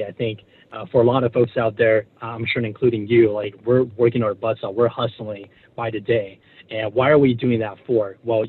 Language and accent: English; Taiwan; You know, growing up, you know, I was born and raised in Taiwan.